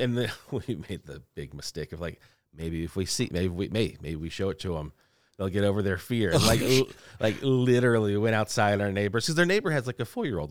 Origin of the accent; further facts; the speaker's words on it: Louisiana, United States; I'm from Louisiana, from the South